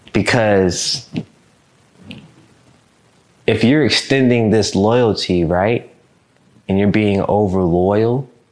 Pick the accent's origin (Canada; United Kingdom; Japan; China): Japan; born there; also born or lived in Chicago / Mississippi; I was born in Japan. Boom. Up, gone. We in Chicago for 8 months. I was hoping we would live there. Boom. Down in Mississippi.